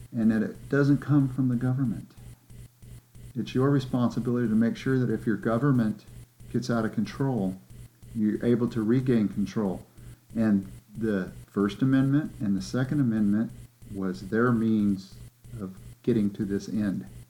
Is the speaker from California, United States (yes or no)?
yes; California, United States; I'm not from Texas, I'm from California.